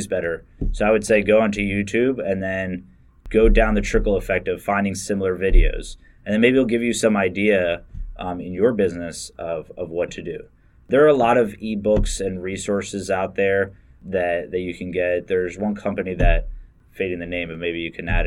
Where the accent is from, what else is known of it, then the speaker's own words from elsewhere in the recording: Bucks County, Pennsylvania, United States; I grew up in Bucks County